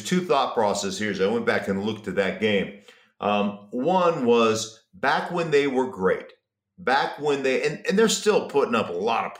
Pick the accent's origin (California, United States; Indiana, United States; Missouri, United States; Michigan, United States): Missouri, United States; I'm from Missouri.